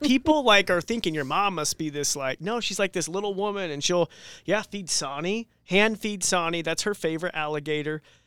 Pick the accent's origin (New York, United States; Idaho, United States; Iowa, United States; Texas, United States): Idaho, United States; Robie Creek; I was born and raised here in Idaho, actually Roby Creek.